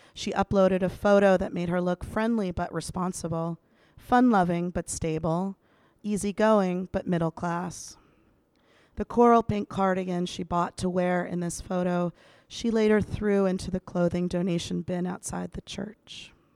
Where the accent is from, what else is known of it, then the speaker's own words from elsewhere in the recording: Washington, District of Columbia, United States; moved away; I'm back in my hometown of Washington, D C